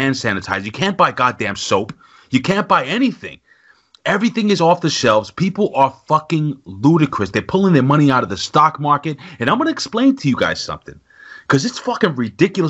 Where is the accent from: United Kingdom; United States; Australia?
United States; New York City, New York; I lived in the projects. I'm from New York City